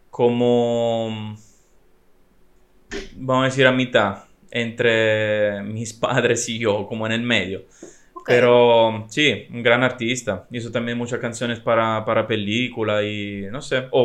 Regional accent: Italy; La ideología que anda en mi país. En estos días no me está gustando mucho en realidad. Eh, mm, es muy decepcionante la situación porque sí, Italia es muy conocida para muchas cosas

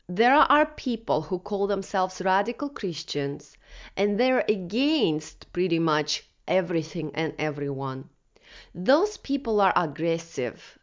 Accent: Russia; moved away; I was born in Soviet Russia in nineteen eighty-three and grew up during the crash of U S S R and anarchy

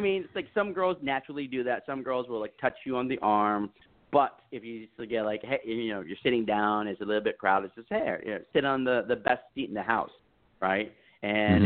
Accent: Texas, United States; I was raised in the South. I was raised in Texas

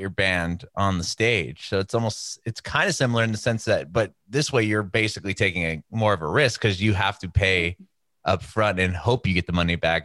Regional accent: Southern California, United States; I'm from Southern California. I don't know if they still do this, but when I was growing up there

